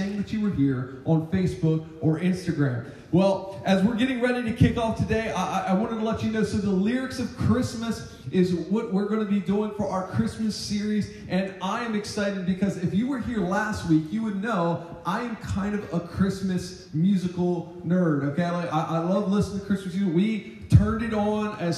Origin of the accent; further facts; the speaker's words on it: United States; I'm from Sussex County